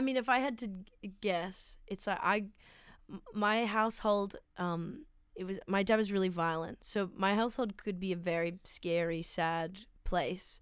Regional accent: Sydney, New South Wales, Australia; I grew up in Sydney in, um, s, a pla, in Strathfield

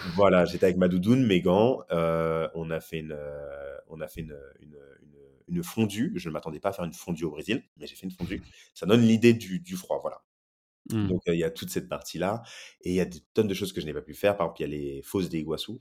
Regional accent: France; moved away as an adult; also born or lived in Brazil; j'ai grandi en France

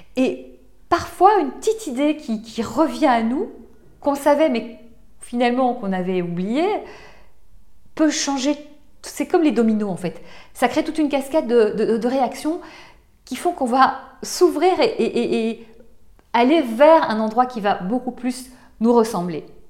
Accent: Belgium; now in France; je viens de Belgique, j'ai grandi en Belgique

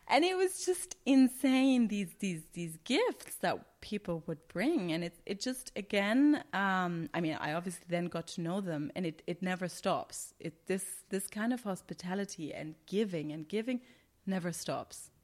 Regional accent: Germany; moved away as an adult; now in Qatar; I'm from Germany and I have this German mindset and German training

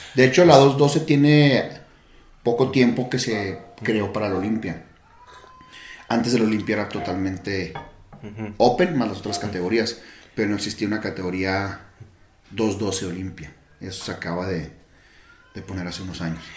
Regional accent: Mexico; yo como buen mexicano

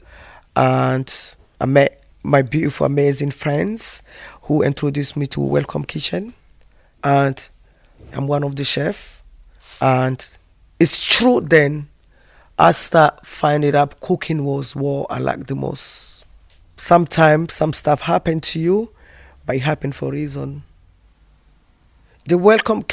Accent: Côte d’Ivoire; moved away as an adult; now in United Kingdom; I come from the Ivory Coast

